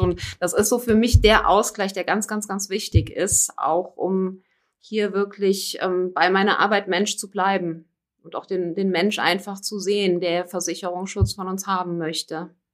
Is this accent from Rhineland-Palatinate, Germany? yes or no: yes; Koblenz, Rhineland-Palatinate, Germany; ich komme hier aus dem Raum Koblenz. Aus Koblenz auch nie wirklich dann weggekommen.